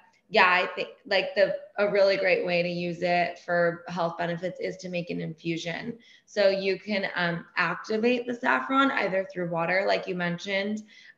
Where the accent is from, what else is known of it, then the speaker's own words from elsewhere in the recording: Iran; And then saffron ice cream is like a big thing growing up in Iran and whatever, being Persian.